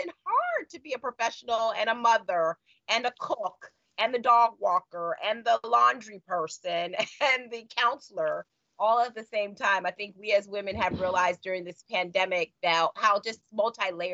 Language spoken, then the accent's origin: English; New York, United States; also born or lived in Chicago; as a New Yorker